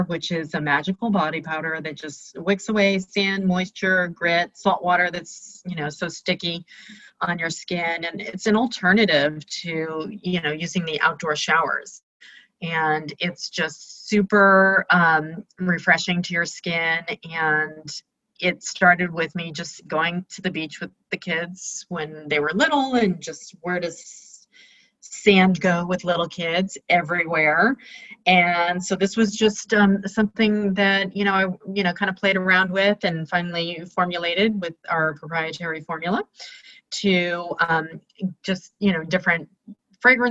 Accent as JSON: {"language": "English", "region": "New York", "country": "United States", "moved": "yes", "lives_now": "San Rafael, United States", "said": "I'm originally from New York, but have been in California for a long time."}